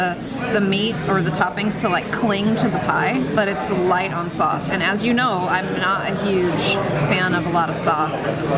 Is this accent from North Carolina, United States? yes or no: no; Omaha, Nebraska, United States; I mean, I am from Omaha.